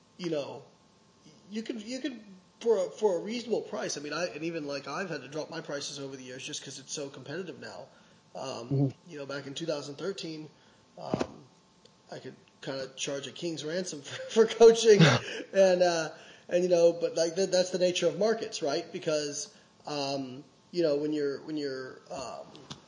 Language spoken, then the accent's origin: English; Evansville, Indiana, United States; moved away; also born or lived in Florida; my hometown of Evansville